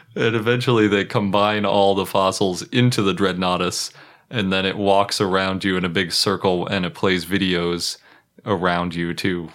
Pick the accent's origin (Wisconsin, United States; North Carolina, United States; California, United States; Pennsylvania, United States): Wisconsin, United States; Milwaukee; I was born in Milwaukee